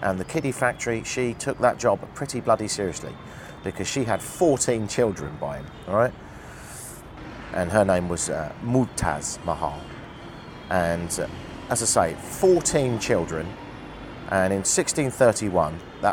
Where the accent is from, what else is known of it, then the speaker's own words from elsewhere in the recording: United Kingdom; as a Brit